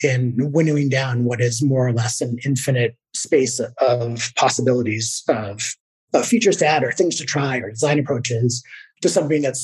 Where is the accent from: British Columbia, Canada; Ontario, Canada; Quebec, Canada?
British Columbia, Canada; Victoria; I was living in my hometown, Victoria, British Columbia.